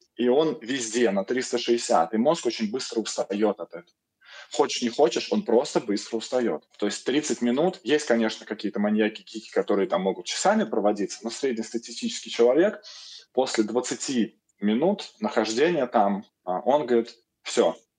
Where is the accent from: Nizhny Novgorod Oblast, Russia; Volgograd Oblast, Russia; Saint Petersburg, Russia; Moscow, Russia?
Moscow, Russia; я москвич